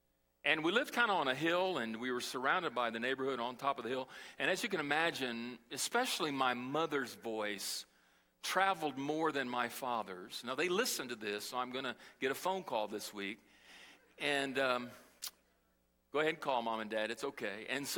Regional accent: Brazil; And I learned as a small child, as I was growing up in Brazil, how to survive in the streets.

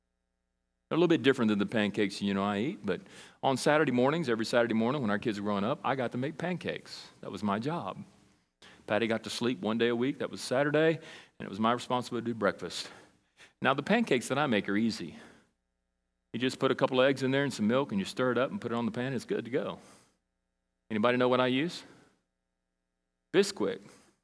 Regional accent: Brazil; now in United States; When I grew up in Brazil, in South America, and I went there when I was 8 and came back when I was 19. We were there a long time.

